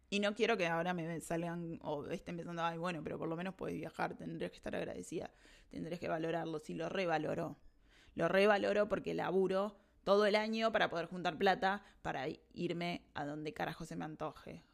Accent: Montevideo, Uruguay; moved away as an adult; now in Argentina; sé que me voy a volver a Uruguay, sé que me voy a volver a Montevideo

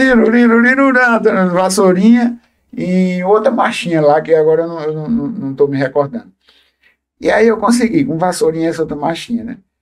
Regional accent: Livramento, Paraíba, Brazil; also born or lived in Água Branca, Paraíba; eu cheguei em livramento com 5 anos de idade, tanto é que eu me considero filho de livramento e filho de Água Branca

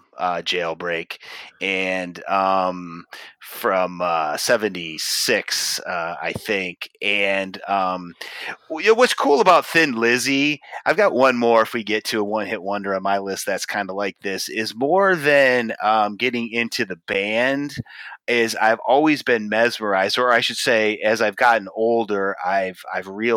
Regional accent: United States; being an American

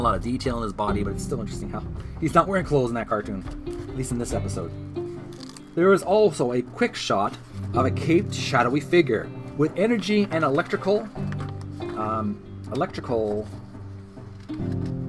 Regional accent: Canada; I'm a Canadian

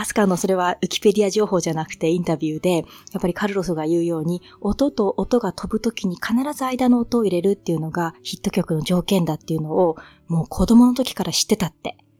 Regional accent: Tohoku, Japan; 私は、あの、東北の雪国で育った

